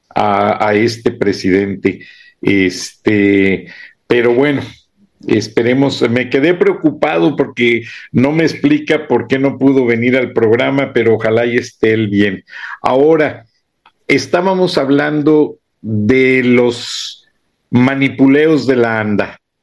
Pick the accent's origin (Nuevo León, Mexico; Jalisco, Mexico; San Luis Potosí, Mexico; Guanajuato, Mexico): Guanajuato, Mexico; Acámbaro; now in United States; de Acámbaro, Guanajuato, donde yo nací